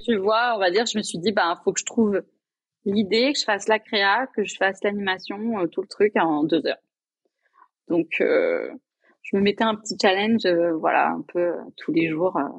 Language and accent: French; Limoges, Nouvelle-Aquitaine, France; moved away as an adult; also born or lived in Toulouse / Paris; je suis rentrée chez moi, à Limoges